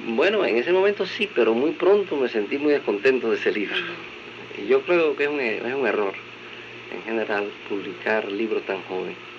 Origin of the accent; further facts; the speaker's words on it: Matanzas, Cuba; yo eh, pasé mi infancia en Matanzas. En la ciudad de Matanzas